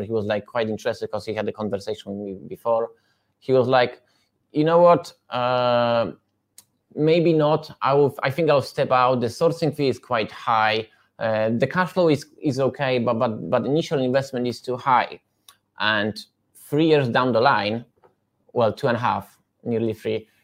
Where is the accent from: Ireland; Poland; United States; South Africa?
Poland; English is a second language; moved away as an adult; now in United Kingdom; I come from Poland in 2014